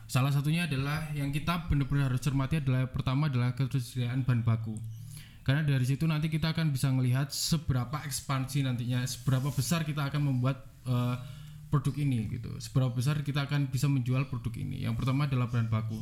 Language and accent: Indonesian; Batu, East Java, Indonesia; saya sebenarnya asli dari Batu, lahir di kota Batu, orang tua juga asli dari Batu.